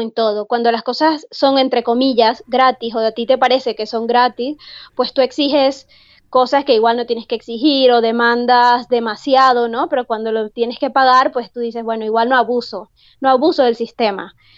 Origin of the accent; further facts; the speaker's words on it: Venezuela; moved away as an adult; also born or lived in Salamanca, Spain; now in Spain; yo vengo de Venezuela